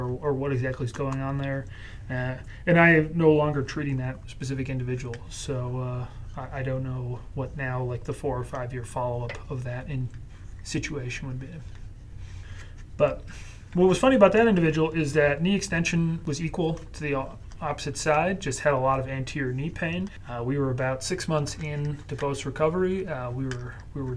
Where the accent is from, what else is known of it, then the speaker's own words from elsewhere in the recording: Connecticut, United States; grew up with Cape Cods growing up in Connecticut